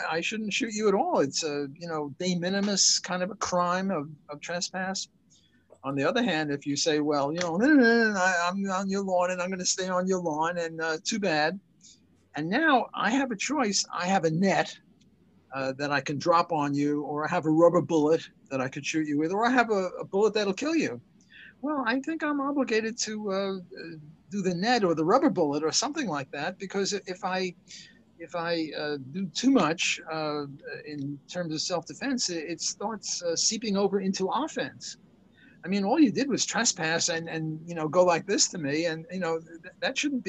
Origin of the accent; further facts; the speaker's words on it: New York City, New York, United States; I was brought up in Brooklyn